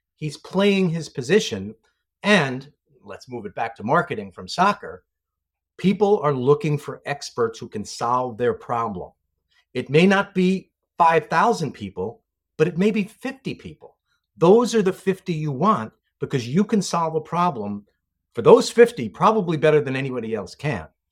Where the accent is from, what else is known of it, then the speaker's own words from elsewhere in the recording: New York City, New York, United States; moved away as an adult; I'm a New York City guy, grew up, grew up in, uh, a great neighborhood in the Bronx and stayed there for the first twenty-seven years of my life